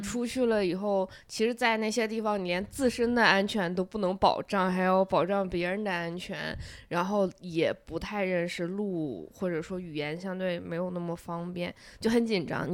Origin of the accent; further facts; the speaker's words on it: northern China, China; 我是个北方人